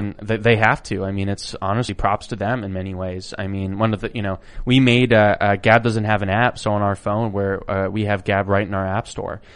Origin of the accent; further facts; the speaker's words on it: Idaho, United States; growing up where I grew up, it was, you know, a, an amazing, wonderful place. It was a very beautiful geography. I'm from Idaho